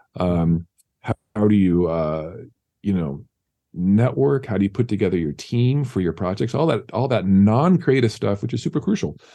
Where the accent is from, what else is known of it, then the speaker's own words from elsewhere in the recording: San Diego, California, United States; now in Los Angeles, United States; San Diego, yeah. That's my hometown. Grew up there